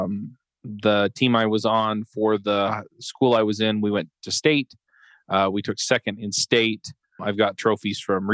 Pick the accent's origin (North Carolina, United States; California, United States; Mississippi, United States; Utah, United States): Utah, United States; also born or lived in Atlanta; I was born here in Utah before they went to dental school